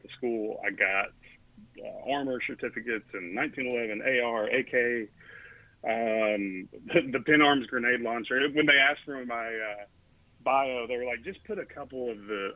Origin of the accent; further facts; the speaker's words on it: Tennessee, United States; also born or lived in Texas; raised in Tennessee